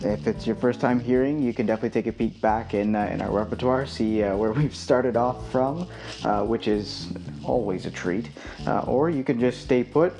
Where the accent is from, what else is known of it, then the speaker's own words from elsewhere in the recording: Canada; I am a Canadian myself